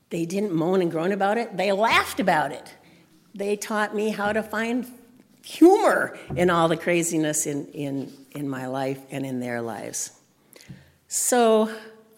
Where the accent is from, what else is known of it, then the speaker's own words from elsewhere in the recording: Pipestone, Minnesota, United States; I grew up in Pipestone, Minnesota, so I had Native friends when I was a child